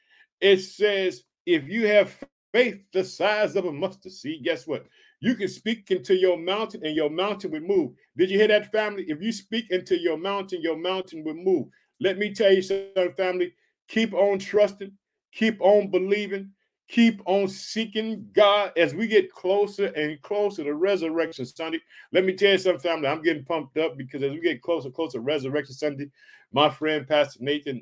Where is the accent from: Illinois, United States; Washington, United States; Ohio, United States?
Illinois, United States; Chicago